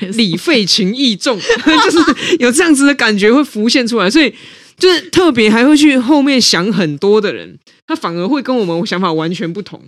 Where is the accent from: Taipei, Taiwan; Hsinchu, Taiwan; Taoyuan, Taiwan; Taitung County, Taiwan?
Taipei, Taiwan; 我如果不是出生在我爸妈，哈，在台北组成这白手起家的中产家庭